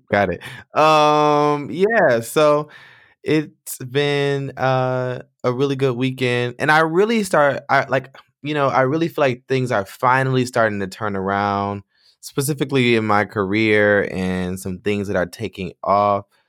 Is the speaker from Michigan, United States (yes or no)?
yes; Michigan, United States; moved away as an adult; I decided to move back to my home state, my home city